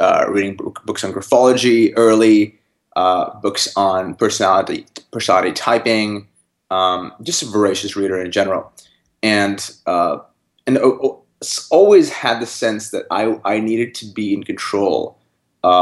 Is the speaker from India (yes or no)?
yes; North India, India; now in Canada; I grew up in North India